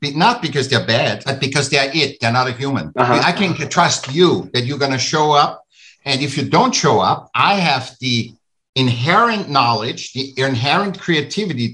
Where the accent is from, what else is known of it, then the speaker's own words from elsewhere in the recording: Vienna, Austria; I'm from Austria, I'm from Vienna